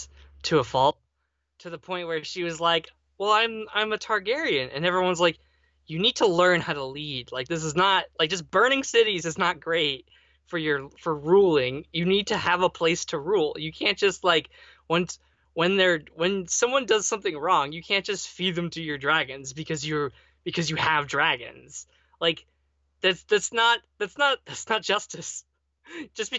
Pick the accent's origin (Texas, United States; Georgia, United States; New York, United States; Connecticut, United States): Connecticut, United States; I'm from the north of America. I'm from Connecticut. It gets snowy up there.